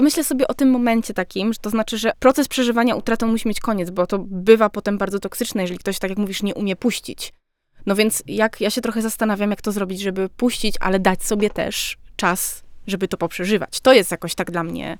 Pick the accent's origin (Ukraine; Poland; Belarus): Poland; Silesian Voivodeship; jestem ze Śląska